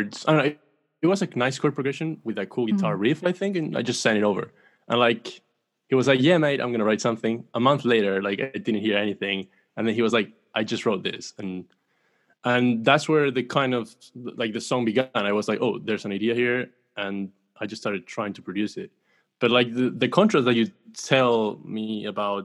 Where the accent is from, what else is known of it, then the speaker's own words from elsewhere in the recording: Chile; I'm from Chile